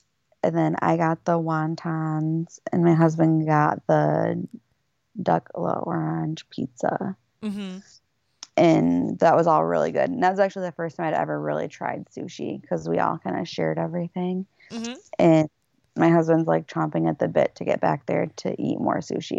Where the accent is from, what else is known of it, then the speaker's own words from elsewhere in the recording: Michigan, United States; So we're from Michigan